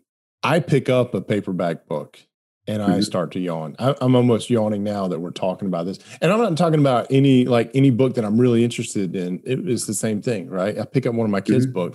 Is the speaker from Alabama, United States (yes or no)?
yes; Alabama, United States; I grew up in Alabama and we saw all sorts of redneck engineering that happened